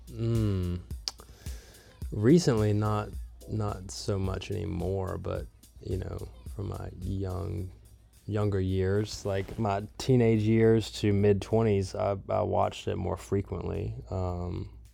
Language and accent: English; Southeast, United States; now in California, United States; I am from the Southeast. I am currently living in a van in California